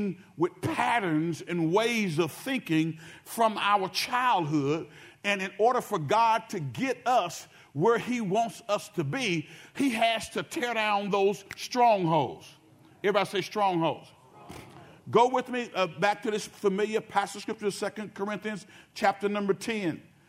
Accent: Benton, Louisiana, United States; from the town of Benton, Louisiana. I was from Benton before

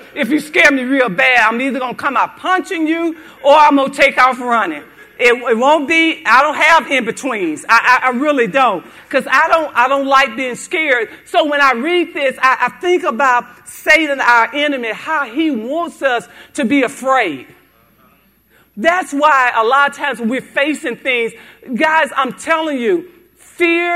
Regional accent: Haynesville, United States; I'm from Haynesville, a little country town

